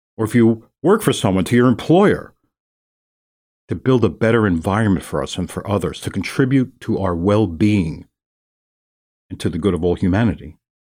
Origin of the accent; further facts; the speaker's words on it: New York City, New York, United States; I'm from New York City